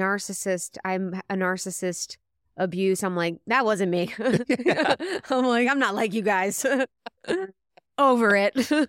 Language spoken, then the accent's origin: English; United States; Yeah, I'm American.